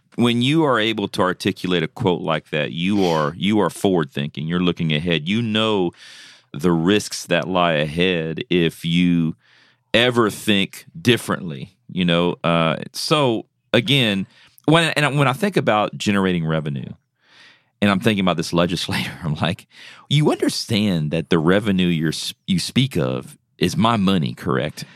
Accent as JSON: {"language": "English", "region": "South Louisiana", "country": "United States", "tie": "born or raised there", "moved": "as an adult", "lives_now": "Tennessee, United States", "said": "I'm originally from, uh, South Louisiana"}